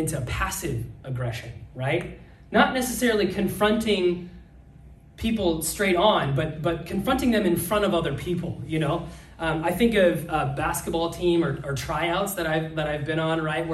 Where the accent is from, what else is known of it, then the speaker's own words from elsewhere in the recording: Nebraska, United States; moved away; I'm from Nebraska